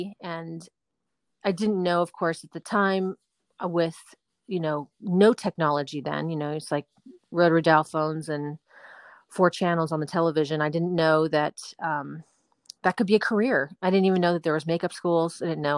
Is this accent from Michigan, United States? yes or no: no; Los Angeles, California, United States; Yes, I'm fourth generation Southern Californian. And yes, and my niece is the fifth, which is pretty cool. And then, my whole family's from California, and I still love living here very much.